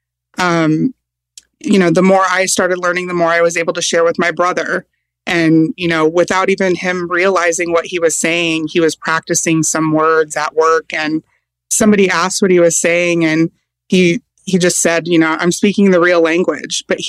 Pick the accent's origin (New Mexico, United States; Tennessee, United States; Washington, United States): Washington, United States; Seattle; where I was growing up in the Seattle area